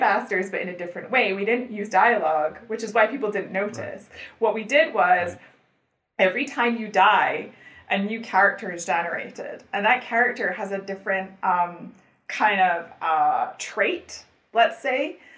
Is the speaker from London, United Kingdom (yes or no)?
no; Scotland, United Kingdom; I'm Scottish